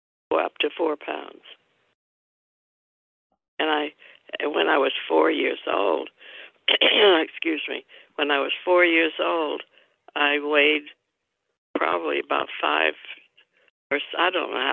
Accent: Tampa, Florida, United States; I was born in Tampa, Florida, on August 5th, 1931. It was in the midst of the Depression.

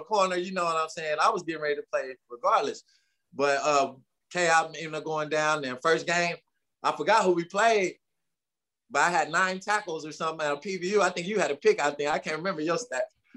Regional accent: Tulsa, Oklahoma, United States; I'm from Tulsa, Oklahoma. Born and raised at the T-Town

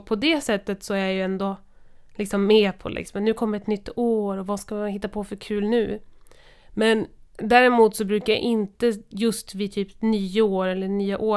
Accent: Kiruna, Norrbotten County, Sweden; jag kommer från Kiruna.

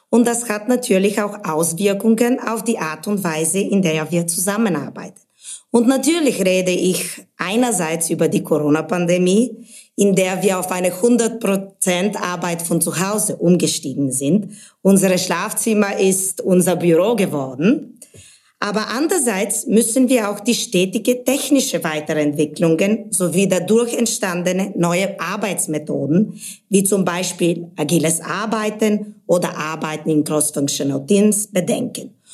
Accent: Sofia, Sofia City, Bulgaria; moved away as an adult; also born or lived in England / Spain / Munich; now in Germany; Ursprünglich komme ich aus Bulgarien, bin in Sofia aufgewachsen, dann mit 18 bin ich schon im Ausland, erst nach England für meinen Bachelor in Betriebswirtschaft und dann nach Spanien für einen Master in Marketing und Kommunikation.

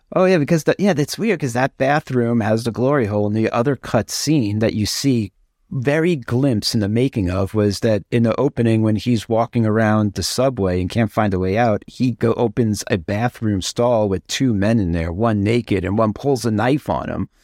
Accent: New York, United States; I'm from New York.

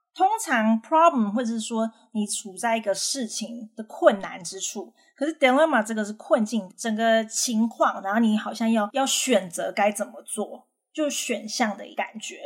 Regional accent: Taiwan; 我们台湾人

